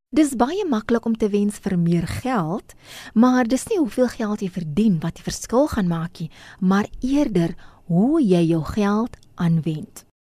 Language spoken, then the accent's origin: Afrikaans; South Africa; ons as Suid-Afrikaners